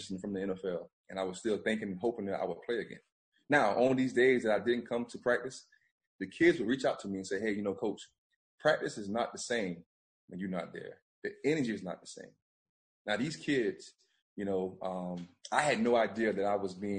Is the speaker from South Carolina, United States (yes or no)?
yes; Bamberg, South Carolina, United States; moved away as an adult; now in Myrtle Beach, United States; we went door to door to 10 families in Bamber in my hometown